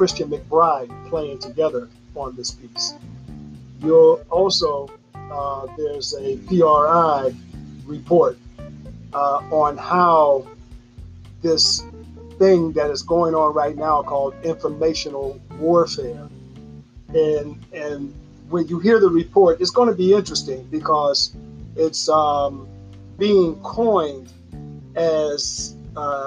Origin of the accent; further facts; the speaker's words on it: Pittsburgh, Pennsylvania, United States; also born or lived in Chicago, Illinois / California; I was raised in Pittsburgh, Pennsylvania, and lived a short time in California